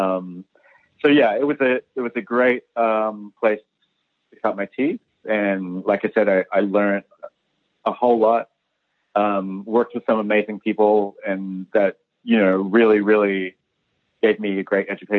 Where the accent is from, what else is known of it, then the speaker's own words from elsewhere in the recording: Matamata, Waikato, New Zealand; moved away as an adult; also born or lived in Hamilton / Wellington / Melbourne / New York; I'm originally from Matamata